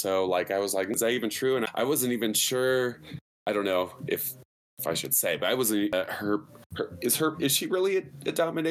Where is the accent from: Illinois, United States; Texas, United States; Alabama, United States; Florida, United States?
Illinois, United States; Chicago; now in Southern California, United States; I am originally from Chicago, Midwest.